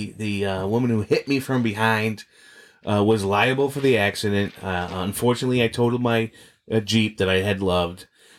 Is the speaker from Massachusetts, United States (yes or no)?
yes; Boston, Massachusetts, United States; as kids growing up in Boston